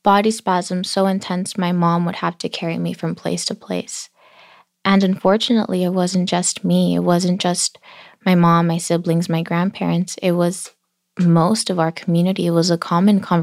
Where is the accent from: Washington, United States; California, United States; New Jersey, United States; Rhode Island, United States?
California, United States; Los Angeles; I grew up in South Los Angeles in this beautiful, vibrant community in between Staples Center